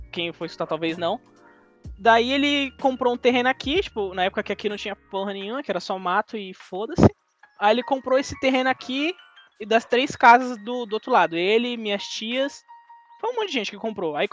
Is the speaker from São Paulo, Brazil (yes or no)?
yes; São Paulo, Brazil; eu, nas, eu já nasci aqui. falou. Tipo, no nosso, nosso bairro. Eu até nasci aqui no, no hospital Grajaú, aqui, do, pertinho aqui, do lado.